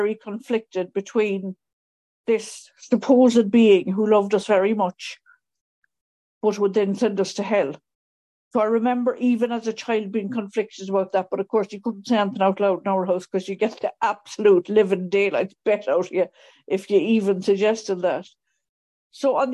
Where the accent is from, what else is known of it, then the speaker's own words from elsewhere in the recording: Mayo, Connacht, Ireland; moved away; I grew up in Mayo, which is in the West Coast